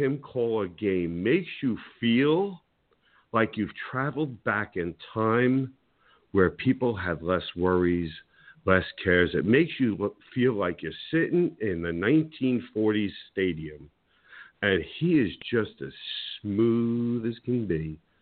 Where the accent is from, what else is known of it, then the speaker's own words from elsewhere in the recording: New Jersey, United States; I'm from New Jersey